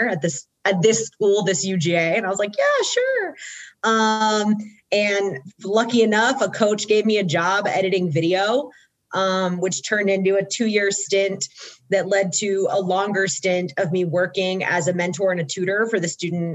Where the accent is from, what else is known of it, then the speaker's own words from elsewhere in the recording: Georgia, United States; I'm born and raised in Georgia